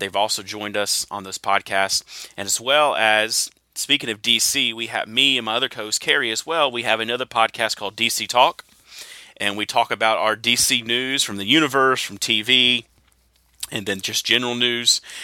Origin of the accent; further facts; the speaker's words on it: the South, United States; I am from the South